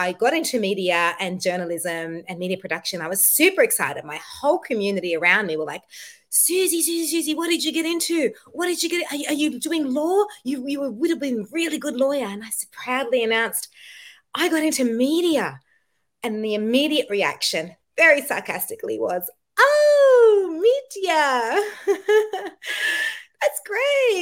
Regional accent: Egypt; I'm Egyptian

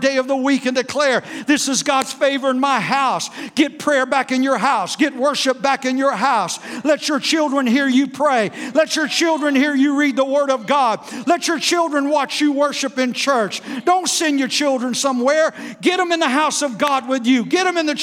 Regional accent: South Florida, United States; We grew up in South Florida with no air conditioning.

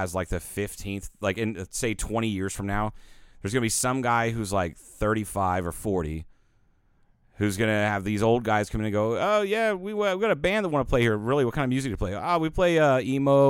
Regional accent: Ohio, United States; moved away; growing up in Ohio.

